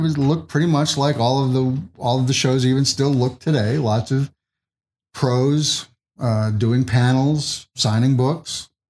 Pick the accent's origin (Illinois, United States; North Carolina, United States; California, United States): Illinois, United States; Chicago; moved away; I grew up in Chicago.